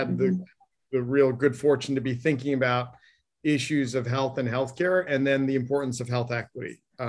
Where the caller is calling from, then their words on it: Needham, Massachusetts, United States; I'm zooming in from Needham, Massachusetts. So yeah, a little cold.